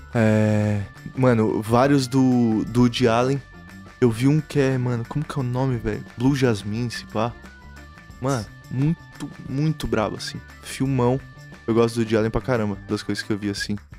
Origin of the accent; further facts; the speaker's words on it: São Paulo, Brazil; Interlagos eu sempre fiquei muito por lá, sacou? Lá a gente se entende, todo mundo se conhece